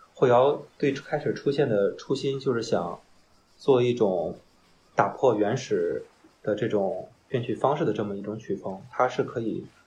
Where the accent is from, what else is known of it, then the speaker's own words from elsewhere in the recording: Qingdao, Shandong, China; 我是大学毕业之后工作来的青岛，我是潍坊的。我是工作调度吧，嗯，我是老家是淄博嗯，来青岛有三四年吧